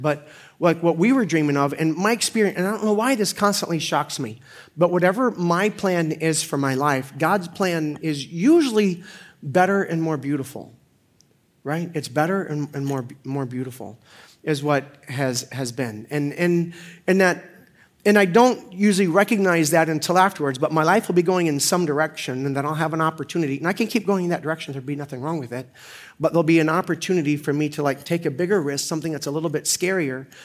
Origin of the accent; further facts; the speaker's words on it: Orlando, Florida, United States; moved away as an adult; also born or lived in Pensacola / Denver / Stoughton; I was born in Pensacola, raised in Orlando